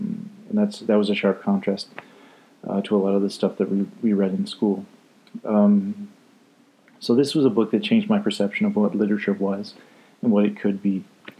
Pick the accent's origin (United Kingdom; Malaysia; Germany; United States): United Kingdom; Scotland; I like to say I'm Scottish, so we roll the R, two R's in ….